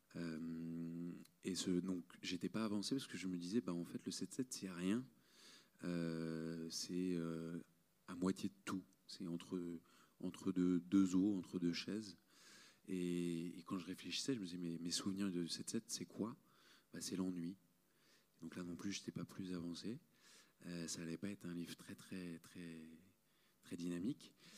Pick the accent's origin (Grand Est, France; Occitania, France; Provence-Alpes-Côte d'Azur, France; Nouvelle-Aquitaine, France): Provence-Alpes-Côte d'Azur, France; Marseille; je viens de Marseille